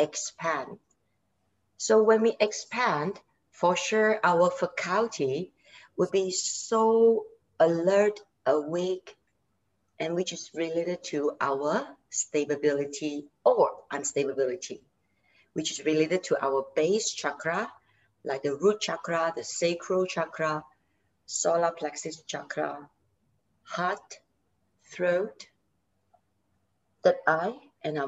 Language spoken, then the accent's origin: English; Malaysia; I'm from Malaysia and I'm a yoga instructor